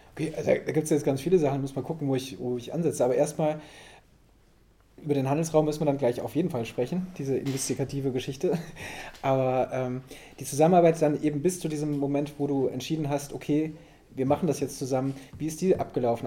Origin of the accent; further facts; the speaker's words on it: West Germany, Germany; ich komme auch so total aus dem Westen